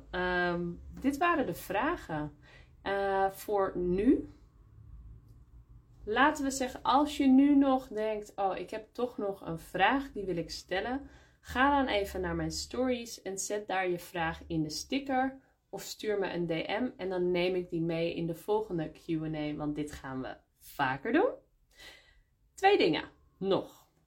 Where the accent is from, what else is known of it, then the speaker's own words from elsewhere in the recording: Netherlands; spreken ze met echt een zwaar accent voor mij. En dat kan ik niet altijd goed begrijpen. Ik niet, hè? als Nederlander.